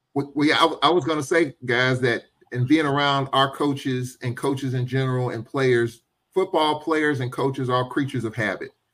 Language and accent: English; St. Louis, Missouri, United States; St. Louis, my hometown